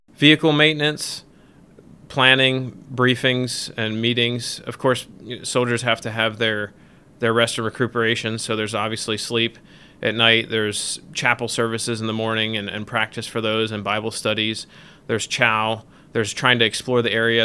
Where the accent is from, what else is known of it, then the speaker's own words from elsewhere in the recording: Millersville, Maryland, United States; I grew up in Millersville, Maryland